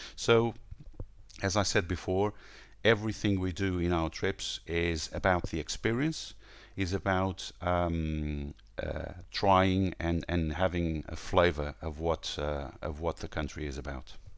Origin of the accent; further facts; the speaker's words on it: Portugal; now in Lisbon, Portugal; I'm from Portugal. I'm uh, calling from Lisbon